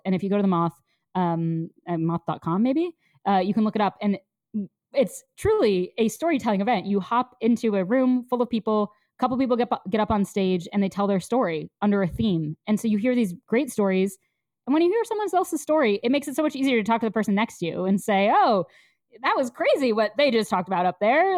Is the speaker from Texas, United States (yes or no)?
no; Connecticut, United States; now in New York City, United States; I grew up somewhat nearby in Connecticut